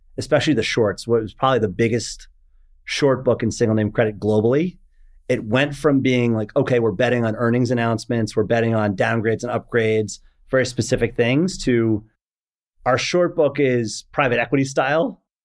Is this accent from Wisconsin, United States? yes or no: no; New York suburbs, United States; also born or lived in Paris, France; I was born in Paris, moved to the States when I was four, grew up in the New York suburbs